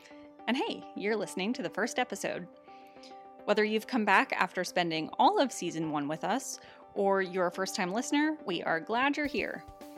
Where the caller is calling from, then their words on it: Saratoga Springs, New York, United States; I'm calling in from Saratoga Springs, New York